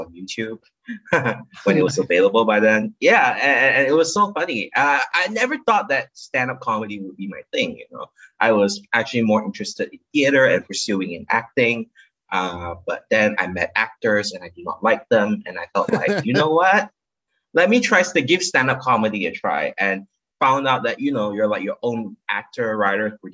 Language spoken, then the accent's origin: English; Kuching, Sarawak, Malaysia; now in Kuala Lumpur, Malaysia; I'm born and raised in Malaysia. I come from a small town. Well, it used to be a small town called Kuching, Sarawak, Malaysia.